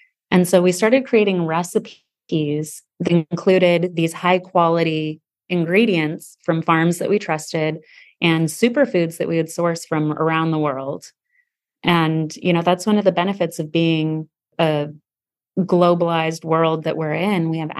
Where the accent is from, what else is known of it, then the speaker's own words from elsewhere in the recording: Sedona, Arizona, United States; Yeah, I think growing up, any kid that grows up in a small town is like, oh, it's a small tow